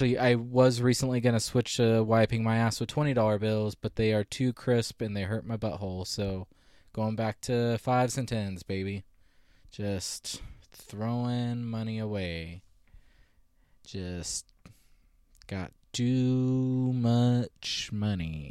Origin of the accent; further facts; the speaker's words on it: Visalia, California, United States; Visalia, which is my hometown, and we went to the same high school